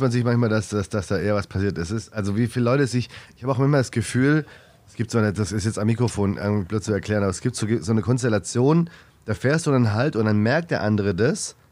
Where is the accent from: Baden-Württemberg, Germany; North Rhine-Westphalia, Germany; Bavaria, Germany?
Baden-Württemberg, Germany; Stuttgart; moved away; ich komme aus Stuttgart